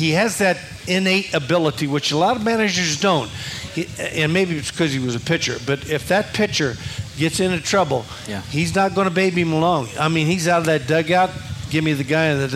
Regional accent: Kansas City, Missouri, United States; I grew up in Kansas City

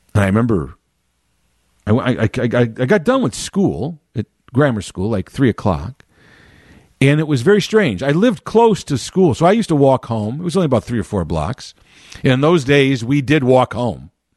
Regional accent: Chicago, Illinois, United States; born and raised in Chicago, been living, uh, always around the city

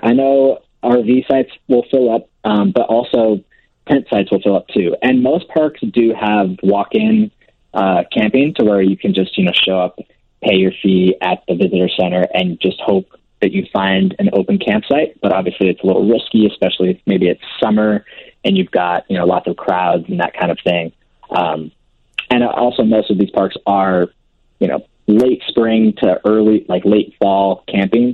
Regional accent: California, United States; also born or lived in Manhattan, New York; now in New York City, United States; we're originally both from California

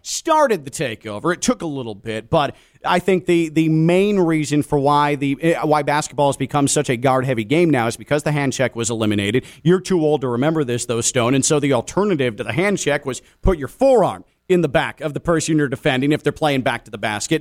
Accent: Chicago, Illinois, United States; when I was a kid growing up in Chicago.

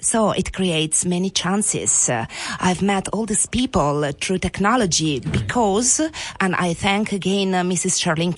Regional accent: Italy; English is a second language; Oh, sorry … from Italy.

